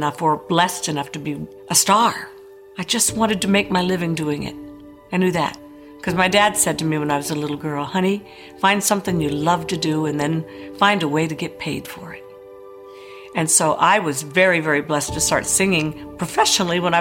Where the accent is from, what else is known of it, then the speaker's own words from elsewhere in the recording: Paris, Île-de-France, France; where I was born in Paris